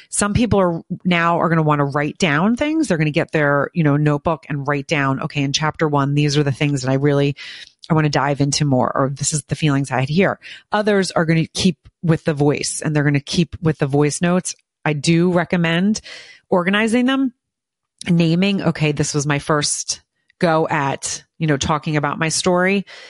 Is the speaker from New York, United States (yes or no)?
no; Morristown, New Jersey, United States; I grew up in Morristown, New Jersey